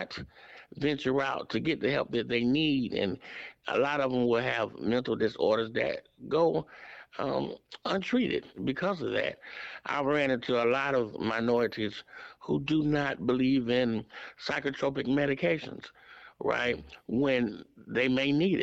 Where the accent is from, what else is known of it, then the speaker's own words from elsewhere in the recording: Atlanta, Georgia, United States; I grew up right here in the Atlanta area, in an area town called Kirkwood